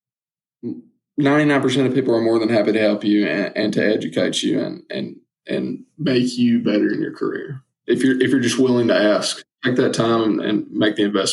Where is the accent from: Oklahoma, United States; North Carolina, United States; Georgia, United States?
Georgia, United States; Northwest; It was actually in my hometown